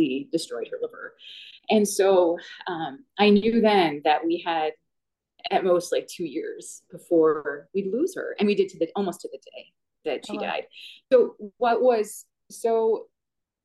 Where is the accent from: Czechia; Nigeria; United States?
United States; Wisconsin; moved away as an adult; also born or lived in Chicago area; I'd been raised in Wisconsin and wanted to go back to my home state